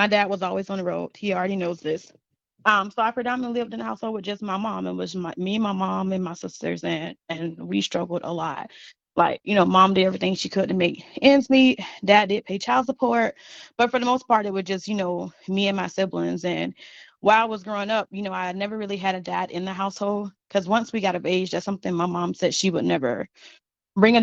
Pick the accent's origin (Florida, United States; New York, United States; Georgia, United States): Florida, United States; Ocala; moved away as an adult; I was born in Ocala, Florida